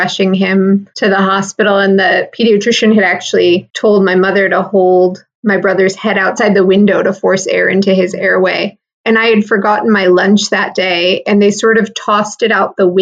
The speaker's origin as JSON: {"language": "English", "region": "Michigan", "country": "United States", "tie": "born or raised there", "said": "I grew up in Michigan in the Midwest."}